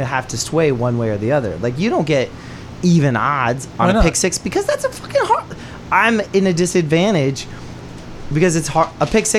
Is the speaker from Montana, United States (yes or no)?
yes; Montana, United States; as an American who grew up in Montana near a reservation